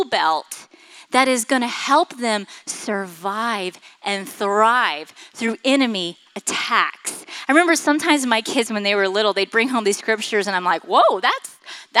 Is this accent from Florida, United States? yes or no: yes; Florida, United States; I grew up in Florida